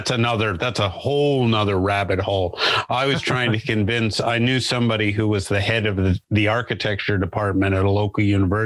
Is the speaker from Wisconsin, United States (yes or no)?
no; New Jersey, United States; now in Australia; I grew up in northern New Jersey, but I've lived here for 30 years now. So a little over 30 years. So if I talk to my American friends, they say, you don't have much of an accent.